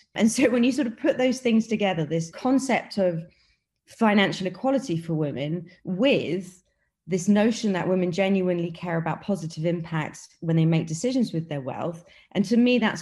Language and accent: English; United Kingdom; accent: British; moved away as an adult; also born or lived in New York / Beijing / Hong Kong; now in Dubai, United Arab Emirates; I'm from the UK, as you can probably tell by my British accent. But I left the UK many, many years ago